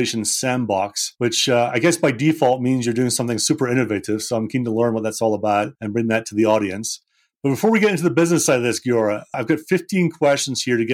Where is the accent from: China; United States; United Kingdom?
United Kingdom; Scotland; I'm a sales guy and I'm from Scotland and we're simple people